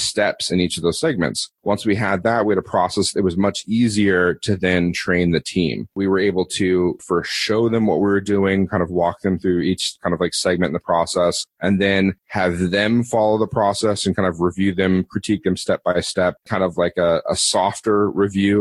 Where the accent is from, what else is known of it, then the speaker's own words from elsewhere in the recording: United States; moved away as an adult; also born or lived in Philippines; as an American